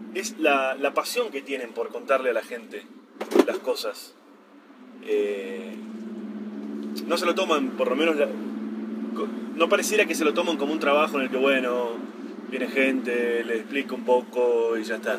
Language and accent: Spanish; Argentina; nosotros tenemos la idea de que Argentina es un país muy desordenado, con mucha corrupción y demás